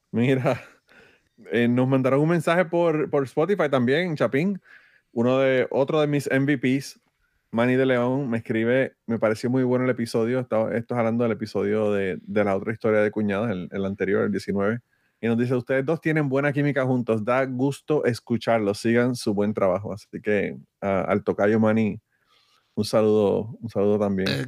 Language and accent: Spanish; Puerto Rico